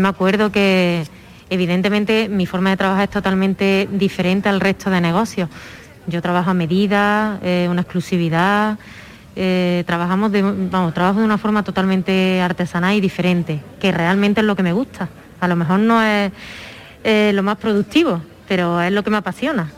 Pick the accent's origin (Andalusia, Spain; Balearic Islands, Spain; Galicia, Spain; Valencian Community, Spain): Andalusia, Spain; Fuente Palmera; also born or lived in Madrid; es mi pueblo